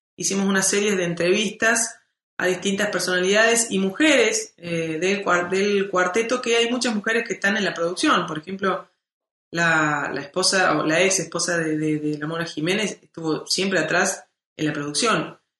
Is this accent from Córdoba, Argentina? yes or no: yes; Córdoba, Argentina; yo soy música de Córdoba